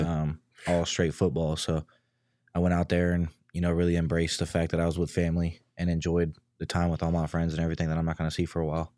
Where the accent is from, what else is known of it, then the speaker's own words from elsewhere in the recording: near Sacramento, California, United States; moved away as an adult; now in Arizona, United States; being at Sacramento, I was twenty minutes from my hometown